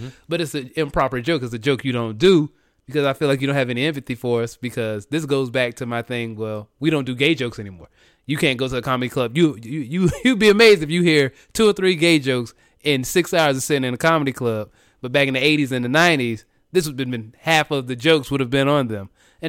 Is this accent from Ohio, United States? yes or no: no; Jacksonville, Florida, United States; where we've had Trayvon Martin, we've had Jordan Davis, which was my hometown, Jacksonville, mm-hmm. Florida.